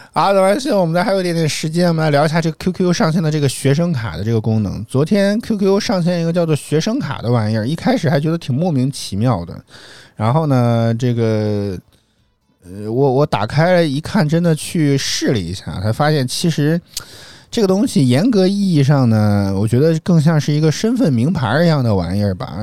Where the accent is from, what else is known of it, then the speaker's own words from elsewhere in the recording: Guangdong, China; 作为一个广东人都觉得太麻烦了